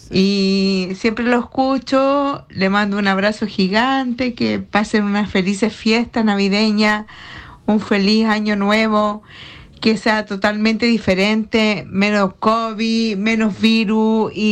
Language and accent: Spanish; Iquique, Tarapacá, Chile; now in United States; les mando un saludo desde United States, Estados Unidos. Soy una chilena de Iquique, iquiqueña net eh, Nortina completa.